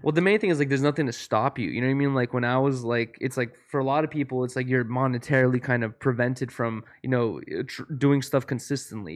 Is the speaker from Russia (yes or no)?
yes; Russia; moved away; I was born in Russia